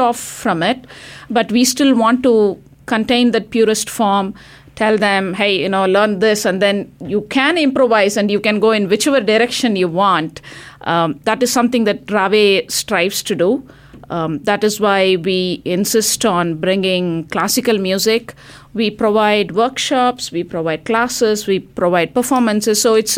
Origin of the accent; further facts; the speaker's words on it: India; now in United States; I moved from India, you know, and we made a choice to come and live here.